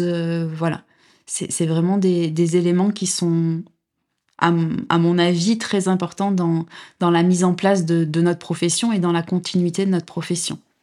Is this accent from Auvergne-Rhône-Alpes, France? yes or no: yes; Drôme, Auvergne-Rhône-Alpes, France; now in Nîmes, France; je suis originaire de, de, la Drôme